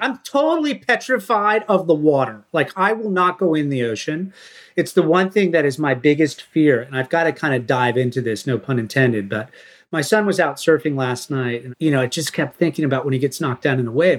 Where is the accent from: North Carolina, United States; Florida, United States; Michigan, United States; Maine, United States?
Maine, United States; growing up in Maine